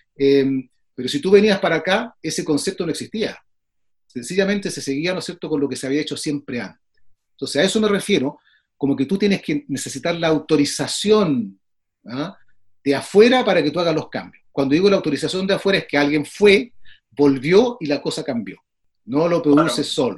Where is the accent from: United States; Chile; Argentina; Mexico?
Chile; soy chileno